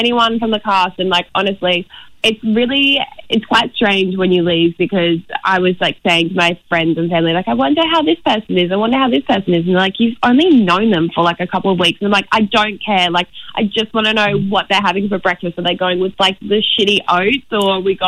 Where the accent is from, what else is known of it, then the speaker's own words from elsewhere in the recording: Brisbane, Queensland, Australia; We're both from Brisbane